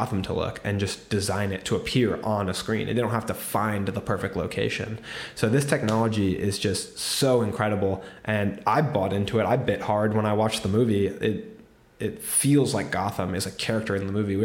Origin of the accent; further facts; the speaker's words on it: United States; I'm American